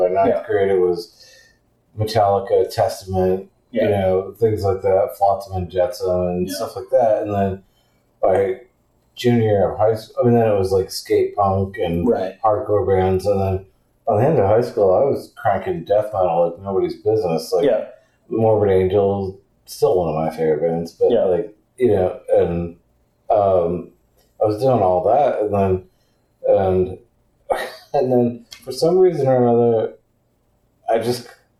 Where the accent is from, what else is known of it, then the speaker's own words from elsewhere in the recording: New Hampshire, United States; I grew up in New Hampshire, so that stuff was all around me.